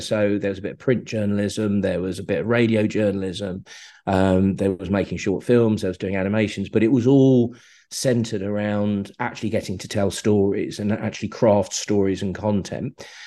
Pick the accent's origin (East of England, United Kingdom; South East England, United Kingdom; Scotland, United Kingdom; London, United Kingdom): South East England, United Kingdom; Slough; I grew up in Slough, grew up on an estate in, in Slough